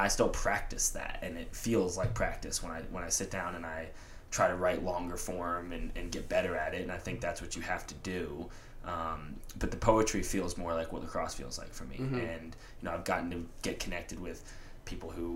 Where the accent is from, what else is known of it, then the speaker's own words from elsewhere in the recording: Atlanta, Georgia, United States; growing up in Atlanta, like I was super into hip hop